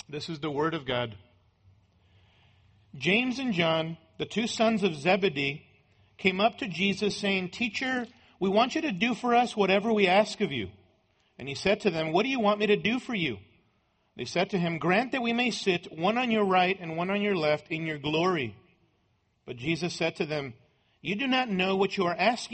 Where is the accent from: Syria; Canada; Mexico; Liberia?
Mexico; moved away; as a boy growing up in Mexico